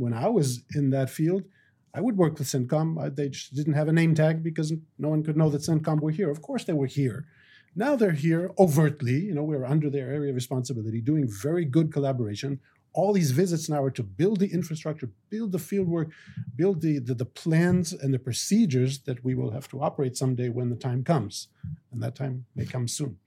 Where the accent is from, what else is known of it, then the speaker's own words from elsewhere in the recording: Israel; also born or lived in United States; I'm an Israeli, but I'm also an American, and I love both countries